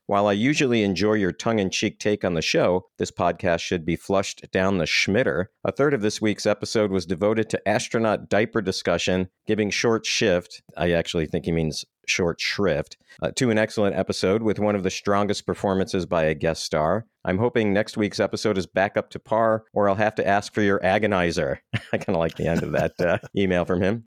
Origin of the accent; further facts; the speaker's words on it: Midwest, United States; we grew up in the Midwest